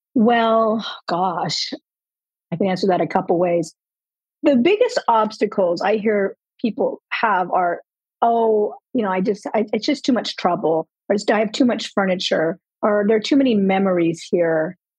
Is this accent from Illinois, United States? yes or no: no; Southern California, United States; moved away as an adult; also born or lived in Colorado; now in Florida, United States; we were born and raised in Southern California